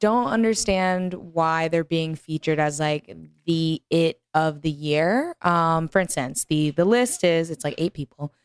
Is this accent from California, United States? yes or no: no; Texas, United States; growing up in Texas